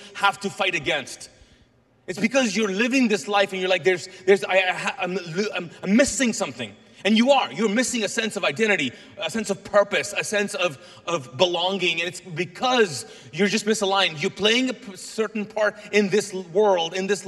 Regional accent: Kuwait; first language Urdu; English is a second language; now in Charlotte, United States; I'm actually Pakistani. My native language is Urdu. That's where we speak in Urdu. But I was born and raised in Kuwait

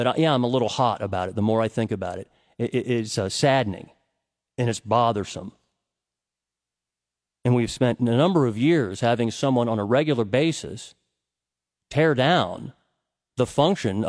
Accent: United States; also born or lived in Cincinnati, Ohio; I'm an American

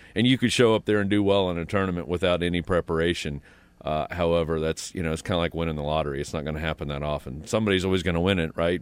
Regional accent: Pendleton, Indiana, United States; moved away; I grew up in Indiana, this, you know, small town, Pendleton, Indiana

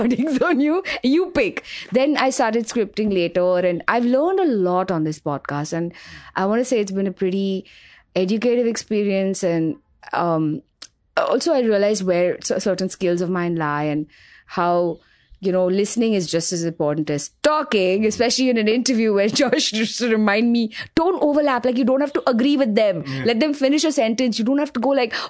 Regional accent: Mumbai, Maharashtra, India; I grew up in Grant Road. I lived there for the first 20 years of my life

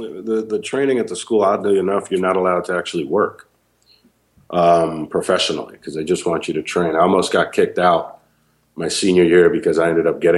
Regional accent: New York City, New York, United States; moved away as an adult; now in Los Angeles, United States; as a kid, I grew up in New York, and I lived in Queens, but I always went to school in Manhattan.

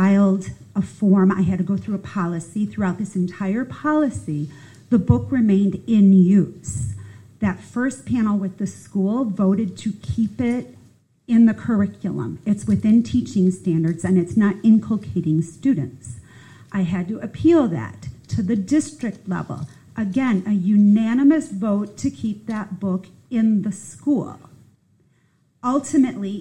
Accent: Chicago, Illinois, United States; now in Pickens County, United States; I'm a Yankee. I come from Chicago

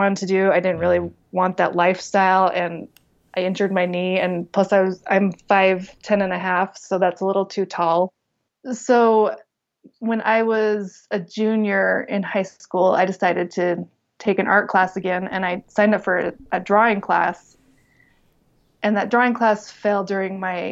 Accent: Taylorsville, Utah, United States; I grew up in Taylorsville, Utah

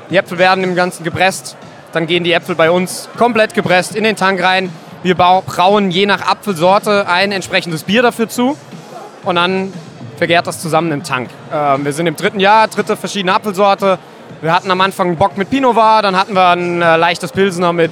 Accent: Mainz, Rhineland-Palatinate, Germany; als Mainzer ist der Frankfurter Markt für uns sogar relativ wichtig

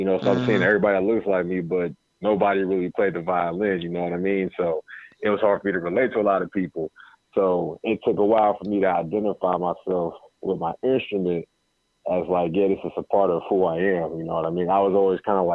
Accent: Cincinnati, Ohio, United States; growing up in Cincinnati

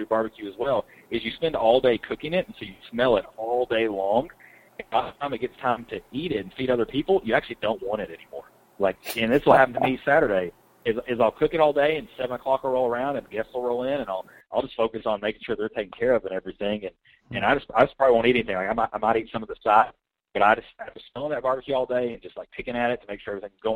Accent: Kentucky, United States; now in Georgia, United States; I'm from Kentucky

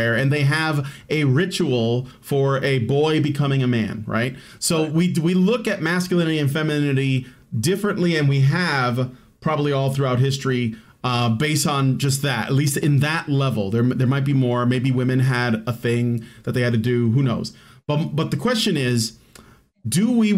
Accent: Chicago, Illinois, United States; I grew up in Chicago. I lived in a really ghetto, like violent, gang infested hood for most of my life

